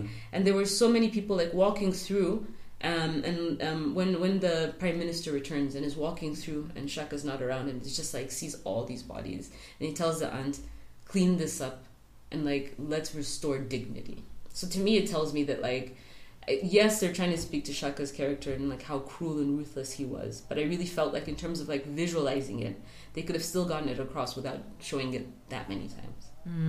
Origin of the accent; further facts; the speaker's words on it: South Africa; It's a way of demeaning us as South African black people and trying to show that we're savages in comparison to these, like, civilized white people.